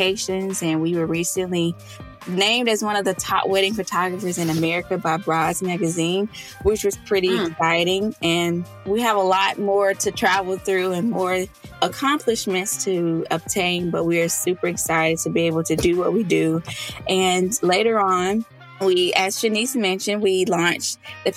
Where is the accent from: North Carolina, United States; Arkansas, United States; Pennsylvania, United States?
Arkansas, United States; moved away as an adult; now in Austin, United States; My husband and I, we live in Austin, Texas. We're originally from Arkansas. So whoopick suey to any of my Southern Arkansas people tuning